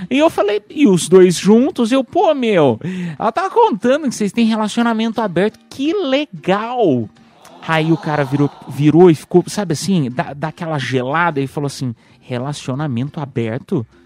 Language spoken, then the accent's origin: Portuguese; Piedade, São Paulo, Brazil; Mas ah, eu, eu tive sorte, porque eu fiz né, em Piedade, lá na minha cidade. Ah, e aí, pô, interior de São Paulo, tal, cidade com 50 mil habitantes.